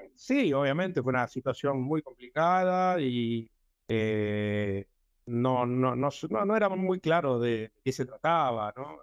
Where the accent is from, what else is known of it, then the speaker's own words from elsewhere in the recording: Buenos Aires, Argentina; moved away as an adult; also born or lived in Barracas, Buenos Aires / Boedo, Buenos Aires; now in Kiryat Ata, Israel; Yo nací en Villa del Parque, hasta estuve hasta los nueve años, de ahí me mudé a Villa Devoto, donde viví hasta que me casé a los 26 años